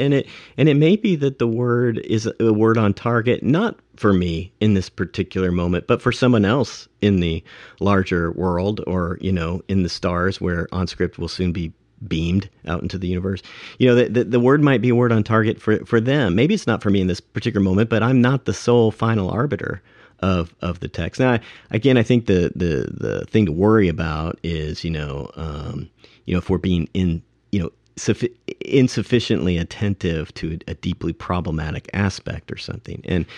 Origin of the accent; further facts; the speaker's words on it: San Diego, California, United States; I grew up in San Diego, California.